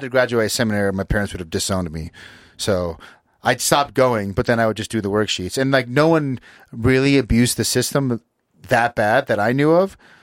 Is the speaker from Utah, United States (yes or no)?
yes; Utah, United States; we grew up here in Utah